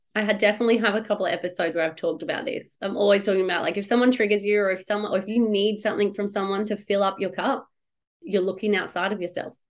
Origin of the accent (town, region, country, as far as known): Perth, Western Australia, Australia; born or raised there